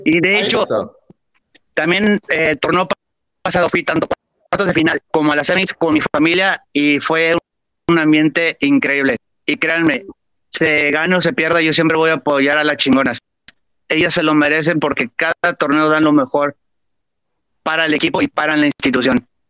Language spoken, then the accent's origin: Spanish; Guadalajara, Jalisco, Mexico; moved away as an adult; now in Barcelona, Spain; soy de Guadalajara, pero ahorita mismo me vine para Europa a estudiar la carrera precisamente de entrenador y no estoy en la ciudad